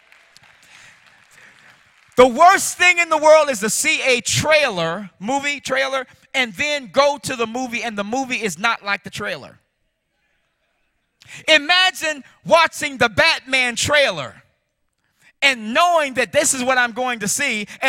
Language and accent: English; Chicago, Illinois, United States; I grew up in Chicago